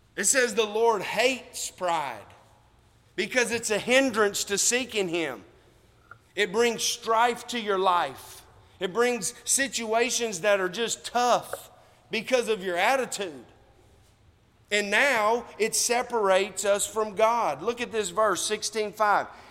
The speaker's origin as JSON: {"language": "English", "country": "United States", "said": "we are American"}